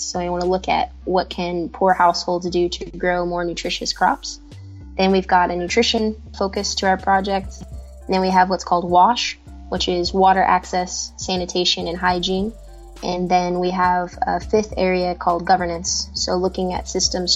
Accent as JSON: {"language": "English", "region": "Kentucky", "country": "United States", "moved": "as an adult", "lives_now": "Ghana", "said": "I currently live in Ghana in West Africa, and I'm from Kentucky in the United States"}